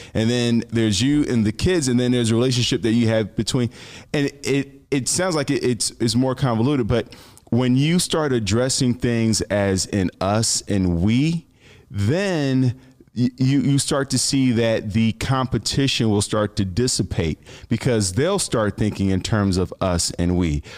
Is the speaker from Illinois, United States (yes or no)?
yes; Chicago, Illinois, United States; I'm from Chicago